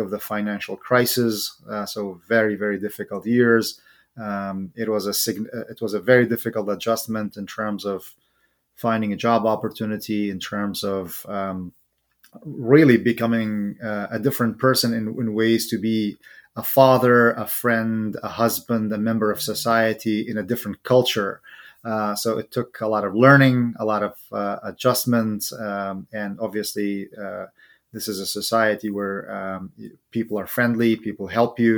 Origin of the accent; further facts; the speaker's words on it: Sulaymaniyah, Kurdistan Region, Iraq; moved away as an adult; now in United States; I am originally from Suleymaniye, or Slemani, as the locals would say it in Kurdish. And it is there where I was raised, and I was born, raised, and spent most of my life before I came to the United States.